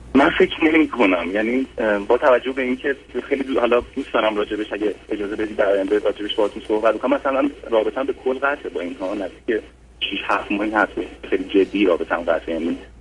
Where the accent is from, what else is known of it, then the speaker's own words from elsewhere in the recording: Iran; moved away as an adult; از سال 2013 هستش که از ایران بیرون اومدم